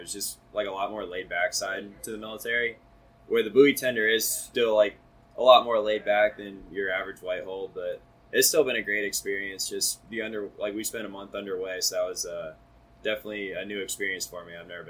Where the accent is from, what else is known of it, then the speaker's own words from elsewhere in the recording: Merritt Island, Florida, United States; also born or lived in Colorado; I'm from Merritt Island, Florida.